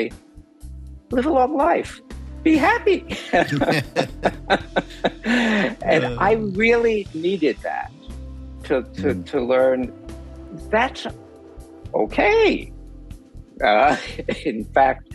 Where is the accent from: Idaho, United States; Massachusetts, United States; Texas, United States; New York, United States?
New York, United States; now in California, United States; I grew up in New York.